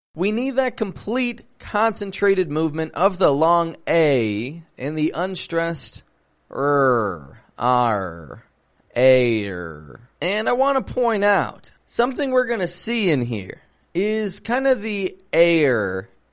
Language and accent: English; Toronto, Ontario, Canada; I'm from Toronto, Canada